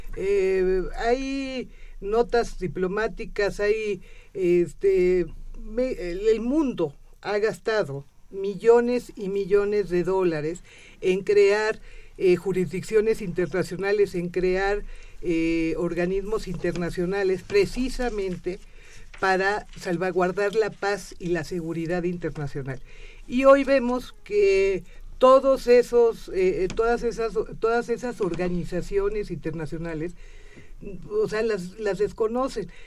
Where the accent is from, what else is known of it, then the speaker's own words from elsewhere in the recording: Mexico; no podemos ser xenofóbicos con nuestros propios connacionales